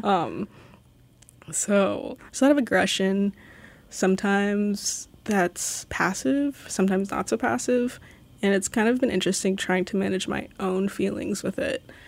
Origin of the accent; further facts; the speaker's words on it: Sitka, Alaska, United States; also born or lived in Los Angeles, California; I've lived in Sitka for, like, fourteen, fifteen years. Uh, I moved from Los Angeles when I was seven